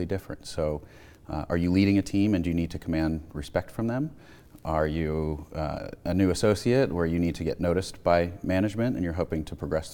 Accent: Malvern, Pennsylvania, United States; I grew up outside of Philadelphia in the town of Malvern, went to Great Valley High School

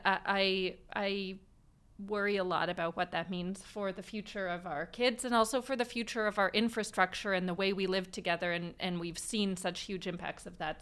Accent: Vancouver, British Columbia, Canada; I, uh, was born and raised in Vancouver, um, and have lived here most of my life

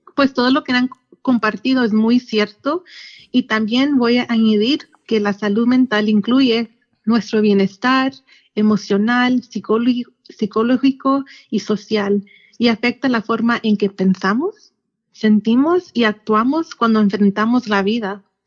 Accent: Yakima Valley, Washington, United States; also born or lived in Seattle; Pues yo soy de, del Valle de Yakima y aquí ah, me crecí y aquí es donde está mi familia

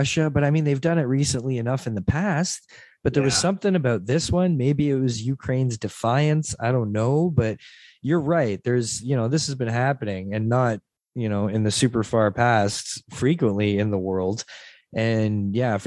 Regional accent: St. Catharines, Ontario, Canada; I grew up in St. Catharines, small little like GM town

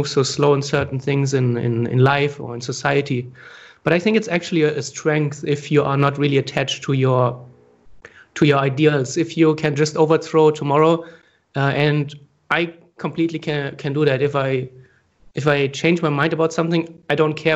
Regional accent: Germany; moved away as an adult; also born or lived in Frankfurt, Germany / Asia; we're both from Germany

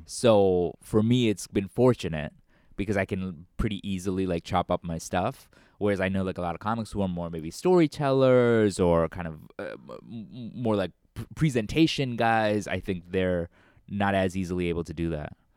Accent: United States; growing up in America

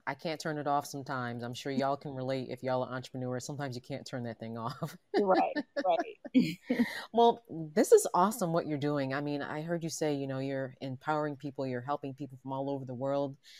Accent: New York City, New York, United States; I'm, I'm from Manhattan and from New York.

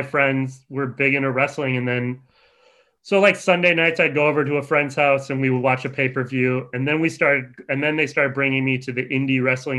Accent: Bloomington, Minnesota, United States; In Bloomington, Minnesota.

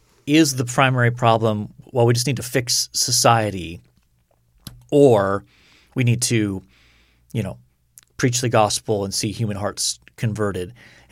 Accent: United States; I'm American. I don't do metric

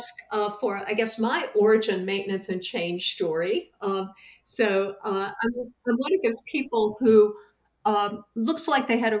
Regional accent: Madison County, North Carolina, United States; I grew up in Madison County, North Carolina, in the beautiful mountains in a rural community

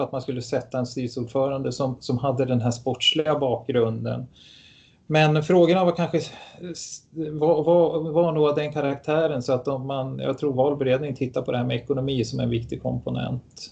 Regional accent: Stockholm, Stockholm County, Sweden; moved away as an adult; also born or lived in Tyresö; now in Gävle, Sweden; är född i Stockholm

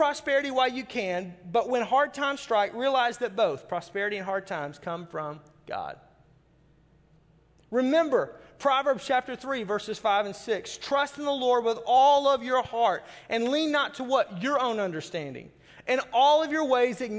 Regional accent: the South, United States; moved away; I'm from the South and everything is fried

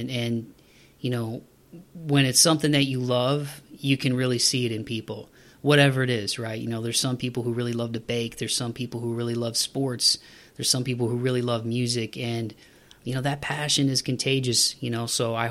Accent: Toledo, Ohio, United States; moved away; my hometown of Toledo, Ohio.

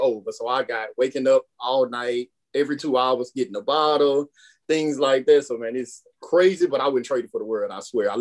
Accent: Baton Rouge, Louisiana, United States; also born or lived in Denham Springs, Louisiana; I grew up in Glen Oaks, went to Glen Oaks High. I went to Southern, graduated from Southern.

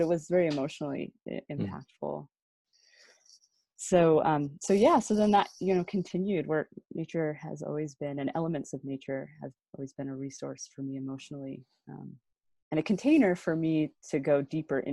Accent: United States; being an American

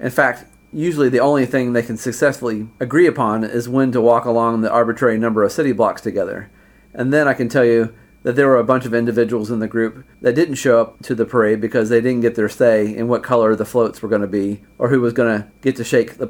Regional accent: Indiana, United States; moved away as an adult; also born or lived in China; we Hoosiers are not so special.

